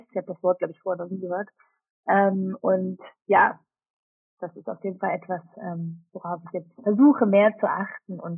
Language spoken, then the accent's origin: German; Switzerland; Ähm, bin Schweizerin, dadurch gibt es immer um Weihnachten rum äh, leider sehr viel Käse.